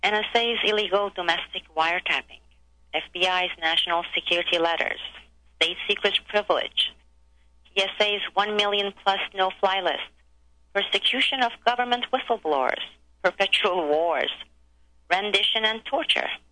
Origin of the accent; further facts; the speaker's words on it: Turkey; moved away; I grew up in Turkey